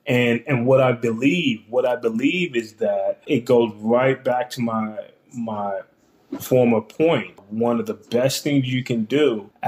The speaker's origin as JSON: {"language": "English", "region": "East Coast", "country": "United States", "lives_now": "Columbus, United States", "said": "even though I'm in the Midwest and I'm from the East Coast and everything"}